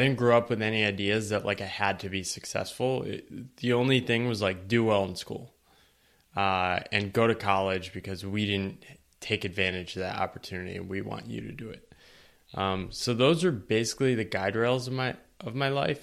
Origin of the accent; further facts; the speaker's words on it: eastern Connecticut, United States; moved away; I grew up in a small town in eastern Connecticut.